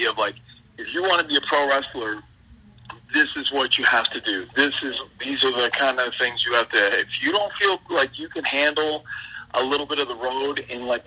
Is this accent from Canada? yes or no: yes; Nova Scotia, Canada; that's the East Coast where I'm from